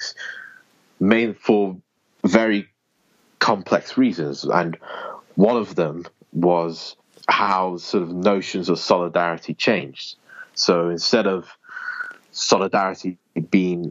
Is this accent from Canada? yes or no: no; United Kingdom; I'm from Britain, or the United Kingdom